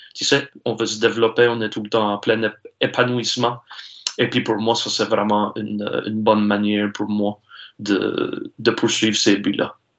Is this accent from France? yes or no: no; Saulnierville, Nova Scotia, Canada; je suis natif ici de la Baie-Sainte-Marie, ça fait que je suis natif de Saunéville, j'habite à Pointe-de-l'Église.